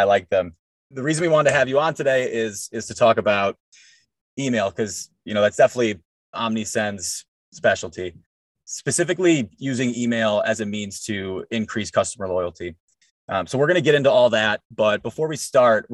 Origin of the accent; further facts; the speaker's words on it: Midwest, United States; I'm a Midwestern man